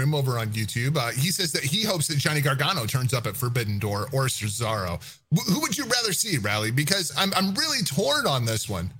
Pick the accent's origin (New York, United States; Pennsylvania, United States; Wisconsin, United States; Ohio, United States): Wisconsin, United States; Milwaukee; I'm from Milwaukee. This place sucks. You ever been to Milwaukee, Wisconsin?